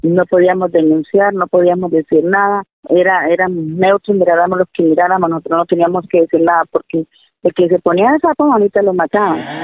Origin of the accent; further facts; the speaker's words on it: Guateque, Boyacá, Colombia; Nací en el campo, en un área que es en el oriente boyacense, exactamente. Soy de Guateque